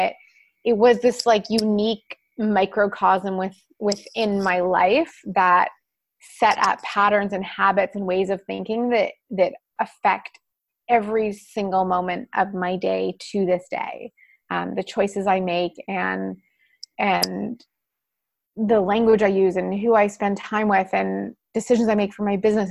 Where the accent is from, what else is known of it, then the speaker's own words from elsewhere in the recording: Winnipeg, Manitoba, Canada; moved away; also born or lived in California; I was raised in Winnipeg, and for anyone who is not in Canada, it's a small city in the middle of the country